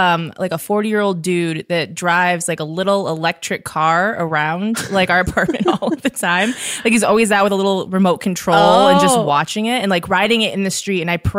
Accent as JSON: {"language": "English", "region": "Michigan", "country": "United States", "said": "I just say I'm from Michigan."}